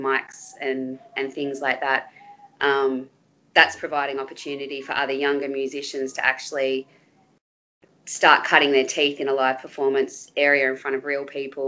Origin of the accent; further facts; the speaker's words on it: Bendigo, Victoria, Australia; also born or lived in Melbourne; When we moved to Bendigo